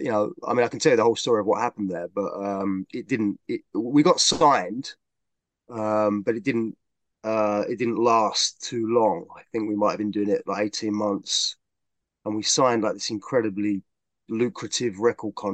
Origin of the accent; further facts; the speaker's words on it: London, United Kingdom; moved away as an adult; now in Sawbridgeworth, United Kingdom; I was born and raised in London